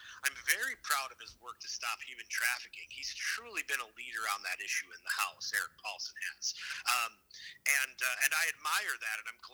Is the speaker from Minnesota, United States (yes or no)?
yes; Minneapolis, Minnesota, United States; I grew up in South Minneapolis